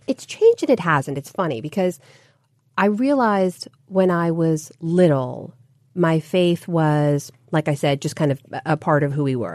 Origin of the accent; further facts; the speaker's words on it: United States; my sisters and I were all born and raised here. So we're the first generation Americans in our families